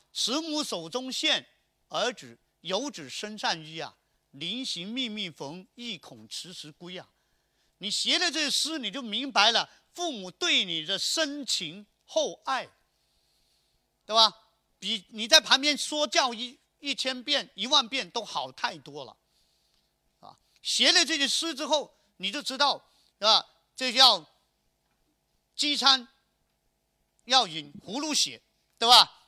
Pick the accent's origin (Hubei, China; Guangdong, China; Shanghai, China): Guangdong, China; Chaozhou; 我们潮州人看到大白鹅， 我们想中午是把它卤